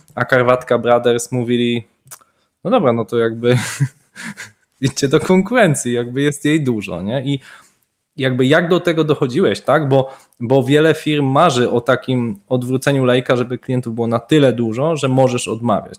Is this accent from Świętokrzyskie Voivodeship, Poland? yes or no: no; Wrocław, Lower Silesian Voivodeship, Poland; Oba jesteśmy z Wrocławia